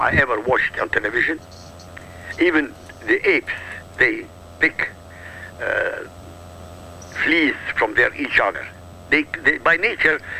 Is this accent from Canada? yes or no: no; Iraq; I come from Iraq, I come from an Arab country. This is my heritage.